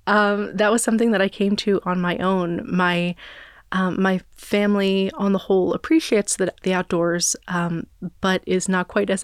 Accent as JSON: {"language": "English", "region": "New York", "country": "United States", "tie": "born or raised there", "said": "And finally, I grew up near New York City, so I spent a good deal of time in museums as a child as well."}